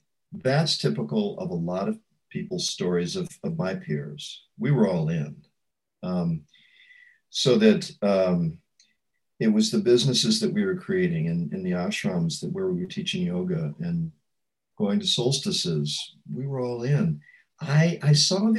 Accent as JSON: {"language": "English", "town": "St. Louis", "region": "Missouri", "country": "United States", "also_born_or_lived": "Canada", "moved": "as an adult", "said": "I was from St. Louis"}